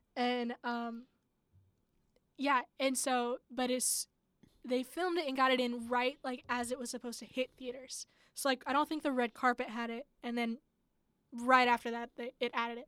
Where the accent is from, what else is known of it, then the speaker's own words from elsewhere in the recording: Ohio, United States; I'm from Ohio